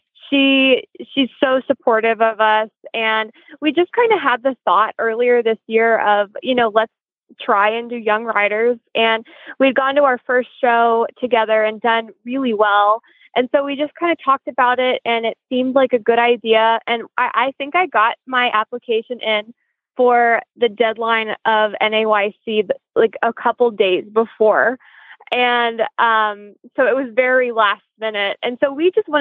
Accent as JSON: {"language": "English", "town": "Knoxville", "region": "Tennessee", "country": "United States", "moved": "yes", "lives_now": "Lexington, United States", "said": "I'm from Knoxville, Tennessee"}